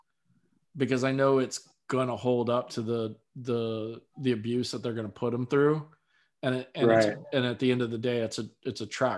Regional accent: Florida, United States; I'm from Florida

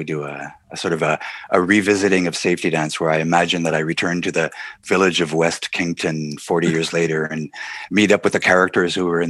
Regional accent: Montreal, Quebec, Canada; also born or lived in Nice, France; growing up in Montreal was unique in North America. It's an enclave in North America, French-speaking enclave in North America, very European influenced.

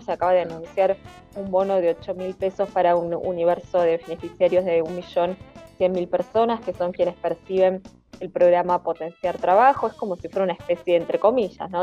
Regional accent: Argentina; como argentinos y argentinas

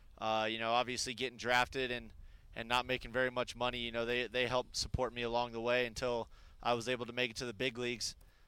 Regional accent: Arizona, United States; moved away as an adult; my hometown

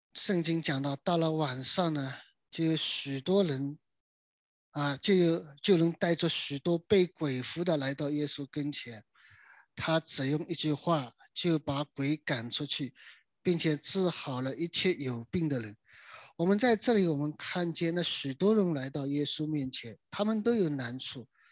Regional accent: China; 我们中国人春节过年呢

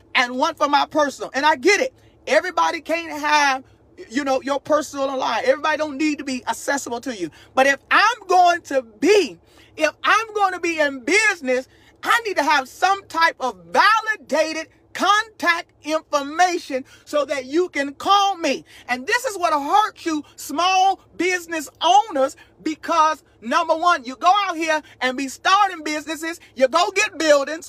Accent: Chicago, Illinois, United States; also born or lived in Texas; now in North Carolina, United States; Now, I live in North Carolina. I lived in Texas 12 years. I'm born and raised in Chicago.

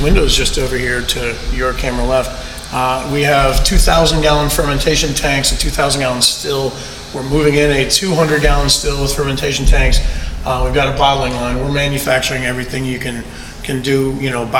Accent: Key West, Florida, United States; moved away as an adult; now in West Palm Beach, United States; my hometown of Key West

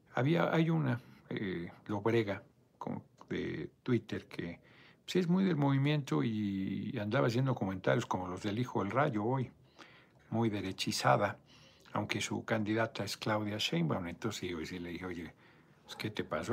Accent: Mexico; yo soy mexicano

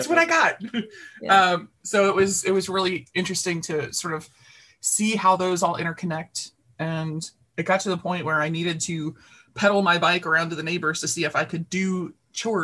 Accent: Baltimore, Maryland, United States; I grew up in the North Baltimore, very concrete part of the city.

